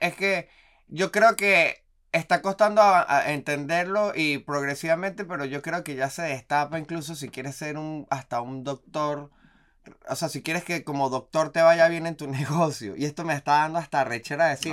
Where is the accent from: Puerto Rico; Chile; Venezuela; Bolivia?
Venezuela; also born or lived in Colombia; now in Argentina; como venezolano